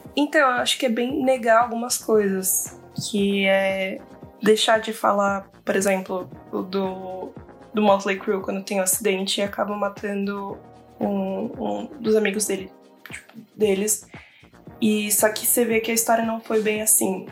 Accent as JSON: {"language": "Portuguese", "town": "Campinas", "region": "São Paulo", "country": "Brazil", "said": "Eu sou de Campinas, interior de São Paulo"}